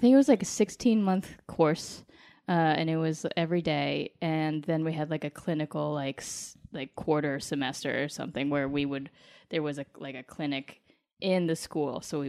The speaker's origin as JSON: {"language": "English", "town": "Colorado Springs", "region": "Colorado", "country": "United States", "tie": "born or raised there", "said": "Colorado Springs, Colorado."}